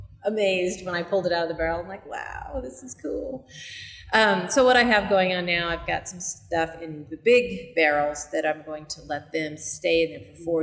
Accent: Colorado, United States; now in Kansas City, United States; I grew up in Colorado, up in the mountains

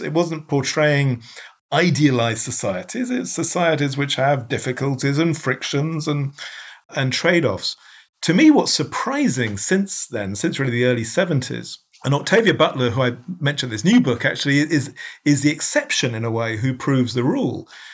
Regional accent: United Kingdom; as a Brit

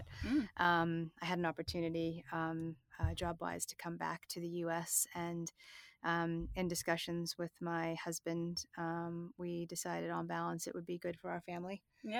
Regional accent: Boston, Massachusetts, United States; But I grew up in the Boston area. I went to university there. I went to Suffolk University.

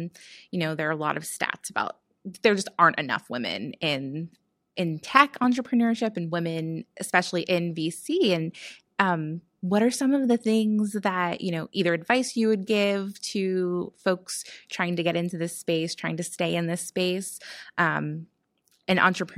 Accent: New Jersey, United States; now in Pittsburgh, United States; Speak of ourselves, yeah, as Jersey girls.

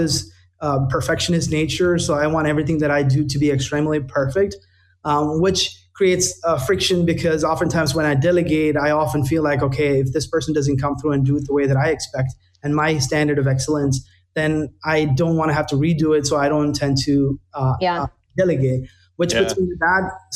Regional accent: India; now in United States; I was born and raised in India

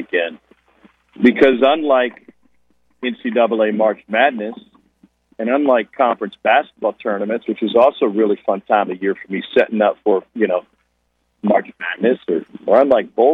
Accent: Columbia, Missouri, United States; I grew up in Columbia, Missouri

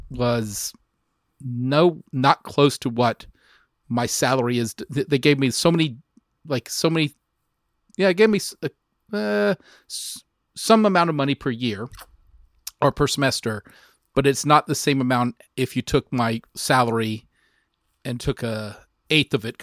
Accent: Lockhart, Texas, United States; the family is going to move to Lockhart, which is my hometown.

